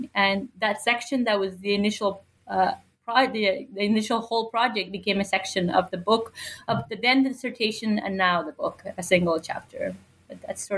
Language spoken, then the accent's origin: English; Nuevo Laredo, Tamaulipas, Mexico; moved away; also born or lived in Mexico City; I grew up on the U.S.-Mexico border in the city of Nuevo Laredo